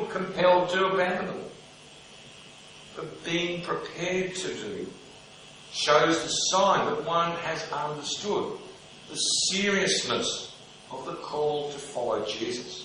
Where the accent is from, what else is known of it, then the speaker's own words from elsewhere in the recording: Melbourne, Victoria, Australia; growing up in Melbourne